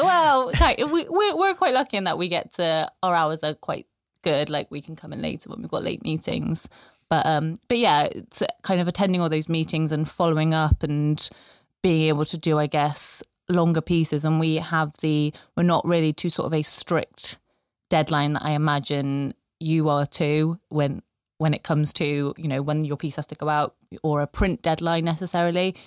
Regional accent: Bristol, South West England, United Kingdom; moved away; I'm from Bristol originally, but I haven't lived in Bristol for five years

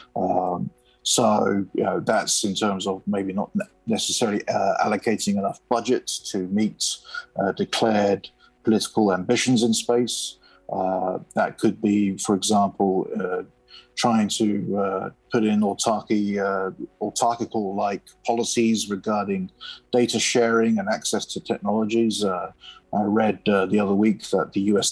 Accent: United Kingdom; I'm a UK citizen

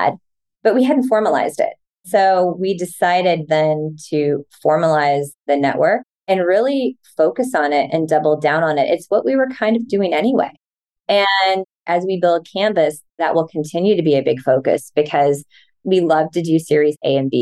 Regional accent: Midwest, United States; I'm from the Midwest

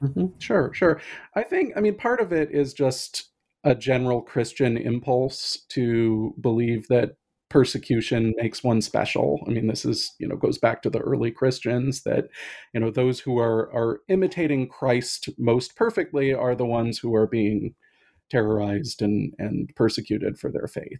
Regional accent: Pacific Northwest, United States; now in Boston, United States; I'm originally from the Pacific Northwest

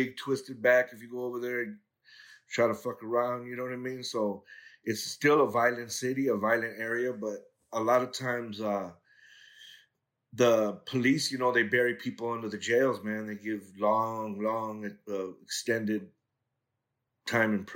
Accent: Los Angeles, California, United States; I grew up in the harbor area of L.A. I went to school in Torrance and graduated from San Pedro High School

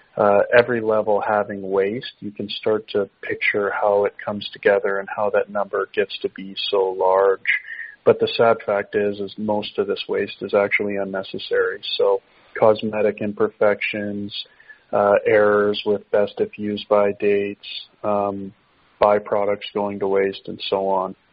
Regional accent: Canada; as a Canadian

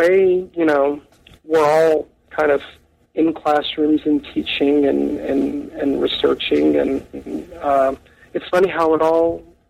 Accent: Freer, Texas, United States; I'm a South Texas native. I come from a little town called Freer, Texas.

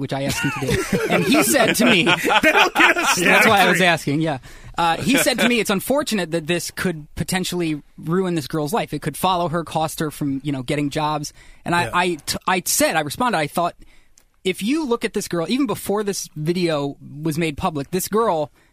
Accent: Highland, Indiana, United States; Highland, Indiana is where I cut my teeth

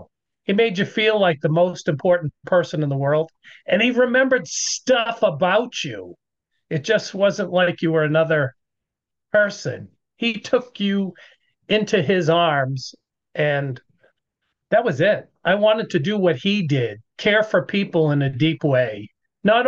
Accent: Nashua, New Hampshire, United States; also born or lived in Lake Winnipesaukee, New Hampshire; I grew up in a little town called Nashua, New Hampshire

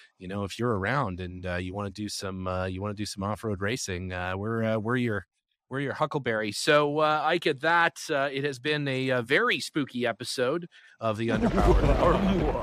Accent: Canada; I first bring the car to Canada for a little while. Obviously, I can do that. I'm a Canadian citizen, so it's not a big deal.

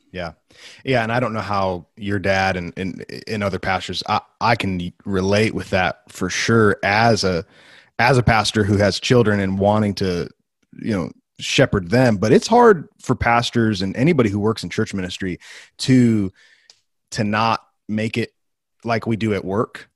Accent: Wheaton, Illinois, United States; an alumnus of the school in my hometown, Wheaton College

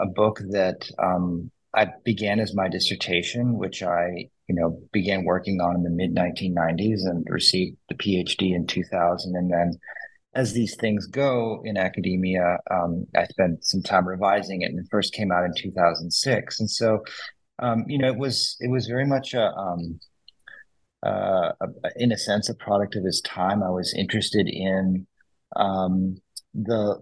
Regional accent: St. Louis, Missouri, United States; moved away as an adult; I'm originally from St. Louis

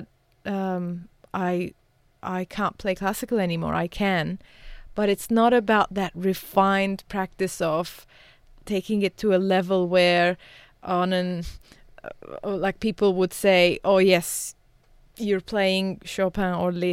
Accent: Beirut, Beirut Governorate, Lebanon; I was born in Beirut, as I mentioned, and I was born during the war.

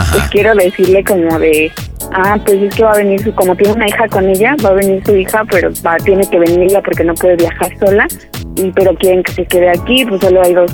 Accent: Mexico City, Mexico; now in Baja California, Mexico; yo de la ciudad, pero me vine a Baja California.

